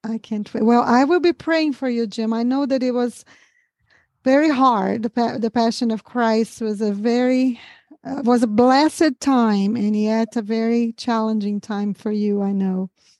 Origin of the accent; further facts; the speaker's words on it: Brazil; English is a second language; moved away; almost 25 years that I live here, ever had anybody guessed that I was a Brazilian. So, I can't hear my accent, of course